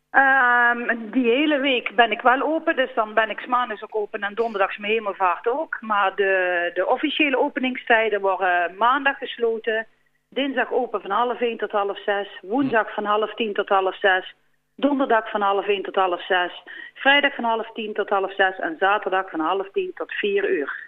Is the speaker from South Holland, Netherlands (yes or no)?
no; Volkel, North Brabant, Netherlands; Ik kom eigenlijk eh, van Volkel